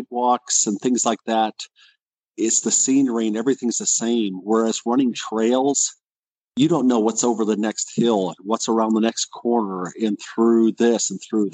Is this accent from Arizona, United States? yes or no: no; Wisconsin, United States; now in Colorado, United States; I'm originally from Wisconsin, so the winters here in Colorado are mild compared to Wisconsin